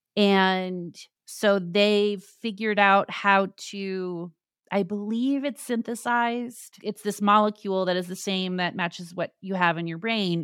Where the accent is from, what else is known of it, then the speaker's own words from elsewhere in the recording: Tucson, Arizona, United States; I grew up in Tucson, Arizona